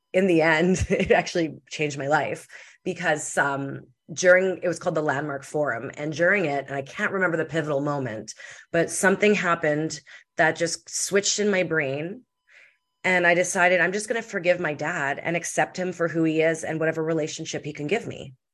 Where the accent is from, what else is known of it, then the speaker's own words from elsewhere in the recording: Winnipeg, Manitoba, Canada; I'm from Winnipeg, Manitoba, in Canada.